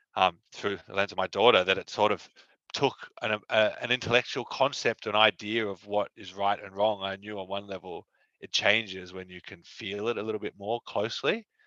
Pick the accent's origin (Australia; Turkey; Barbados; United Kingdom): Australia; Sydney, New South Wales; we grew up in Sydney.